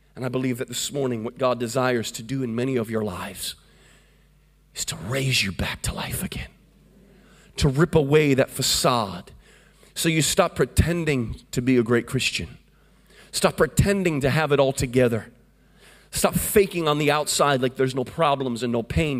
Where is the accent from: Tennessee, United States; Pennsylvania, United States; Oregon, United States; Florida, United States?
Florida, United States; I come from a place called Florida